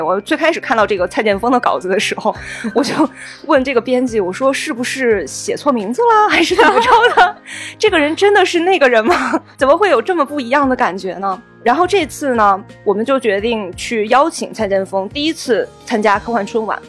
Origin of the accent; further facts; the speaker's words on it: China; 作为中国人